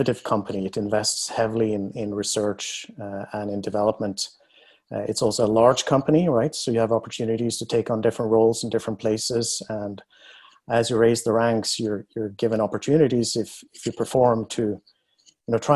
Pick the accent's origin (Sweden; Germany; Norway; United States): Norway; moved away; I was born in Norway, and I grew up in the countryside